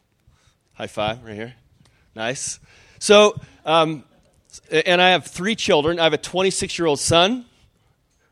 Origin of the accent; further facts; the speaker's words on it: Spokane, Washington, United States; I'm from Spokane